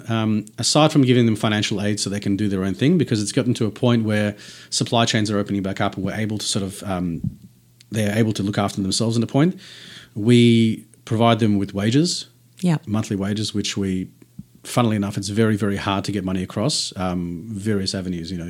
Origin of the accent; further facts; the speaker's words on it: Tasmania, Australia; it's like saying this guy's from New South and we're from Tassie.